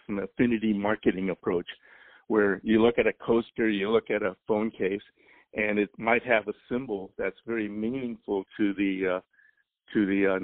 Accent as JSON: {"language": "English", "region": "Oregon", "country": "United States", "moved": "yes", "said": "I'm from Oregon, I knew what the weather was like, so I wasn't going to move back up there"}